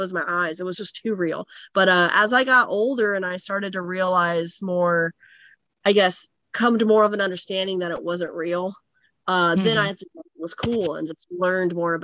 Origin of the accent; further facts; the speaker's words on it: Phoenix, Arizona, United States; I grew up in Phoenix, Arizona in the desert